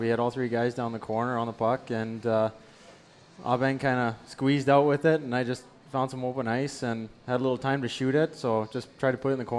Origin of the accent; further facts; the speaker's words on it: near Edmonton, Alberta, Canada; also born or lived in Vancouver Island / Lowell, Massachusetts / Providence / Cleveland; now in Cincinnati, United States; I'm actually from Western Canada. I'm from Alberta, up near Edmonton, Alberta, and I played junior hockey on Vancouver Island, the BCHL, and played 4 years of college at UMass Lowell before going on to Providence and Lake Erie and now to Cincinnati.